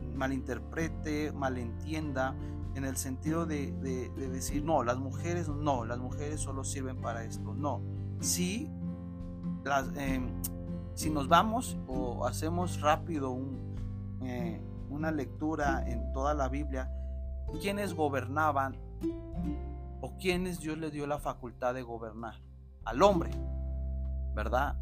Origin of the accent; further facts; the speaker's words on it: Mexico; la nación mexicana tenemos